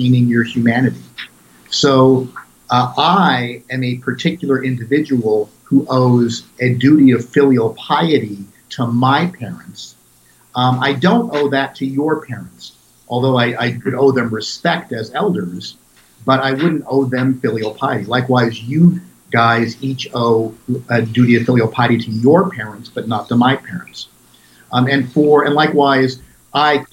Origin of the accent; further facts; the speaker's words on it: United States; I'm a teacher, I'm an author, I'm an American